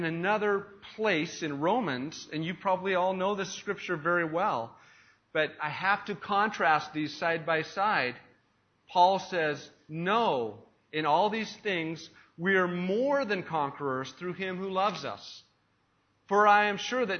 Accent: United States; moved away; I have as an American, a Western American, who has been taught and brought up in a culture where it's all about the individual

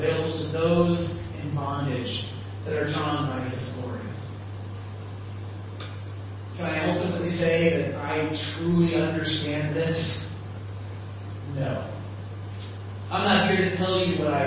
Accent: Midland, South Dakota, United States; also born or lived in Pence, Kansas; now in Chiang Mai, Thailand; I come from Podunk nowhere in Midland, South Dakota

